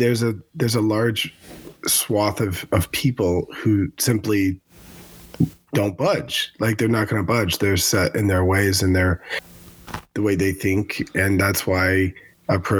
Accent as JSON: {"language": "English", "country": "United States", "tie": "born or raised there", "said": "growing up in America"}